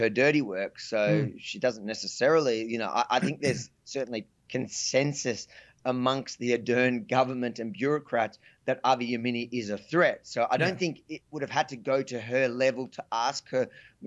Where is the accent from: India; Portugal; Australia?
Australia; I'm an Australian citizen